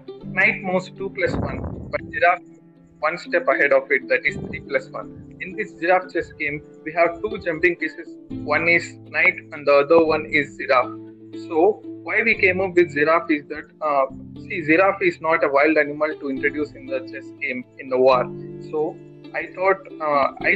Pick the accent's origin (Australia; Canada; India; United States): India; Kadapa, Andhra Pradesh; also born or lived in Bangalore; I am from Kadapa, Andhra Pradesh